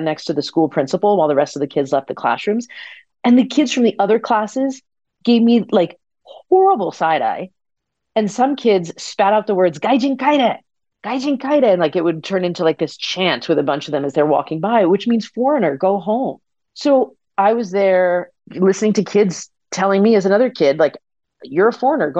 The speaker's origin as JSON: {"language": "English", "region": "East Coast", "country": "United States", "tie": "born or raised there", "said": "I grew up on the East Coast"}